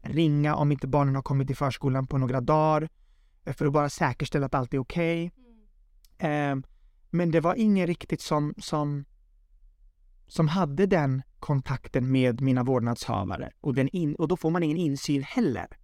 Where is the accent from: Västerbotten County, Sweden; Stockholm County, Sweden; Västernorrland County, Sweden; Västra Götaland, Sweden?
Stockholm County, Sweden; Södertälje; jag kommer ifrån Södertälje, född och uppvuxen där